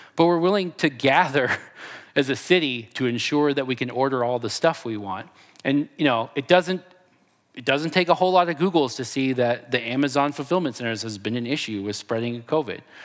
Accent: Texas, United States; I'm from Texas

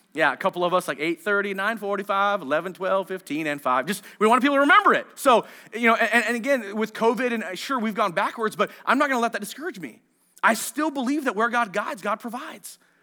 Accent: Marysville, United States; I grew up in Marysville

